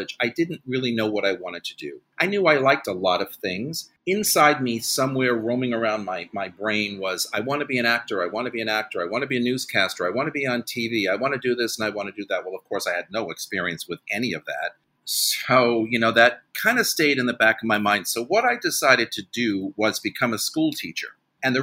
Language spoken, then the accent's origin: English; Carmel, New York, United States; also born or lived in Manhattan, New York City; I'm a New Yorker born and raised. I grew up in northern Westchester County, which are suburbs of New York City.